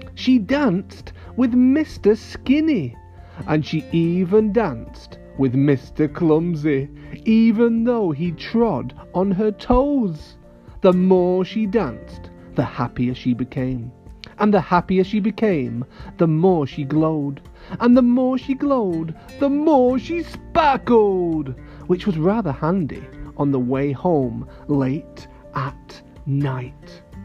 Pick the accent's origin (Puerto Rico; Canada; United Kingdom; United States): United Kingdom; near Manchester, North West England; very close to my hometown